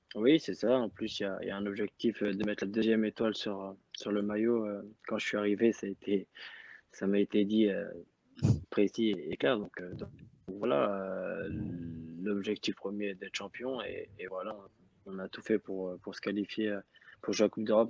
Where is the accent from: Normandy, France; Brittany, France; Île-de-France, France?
Normandy, France; Rouen / Le Havre area; moved away as an adult; now in Azerbaijan; j'avais vingt-six ans, où j'étais toujours resté dans, dans ma région natale